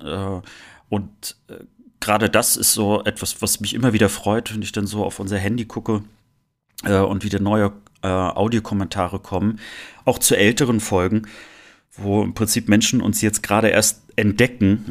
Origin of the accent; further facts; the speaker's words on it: Rostock, Mecklenburg-Vorpommern, Germany; now in Cologne, Germany; Rostock zu spüren. Äh, also ich merke schon, dass es äh, doch noch meine Heimat ist